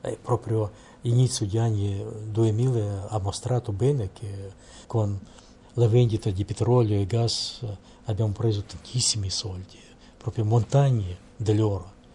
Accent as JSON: {"language": "Italian", "country": "Russia", "second_language": "Italian"}